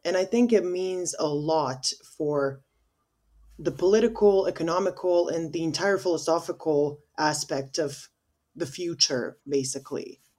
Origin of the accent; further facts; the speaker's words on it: Bosnia & Herzegovina; also born or lived in United States; we in Bosnia, we have, like, I think sixty percent of our voting population is in diaspora.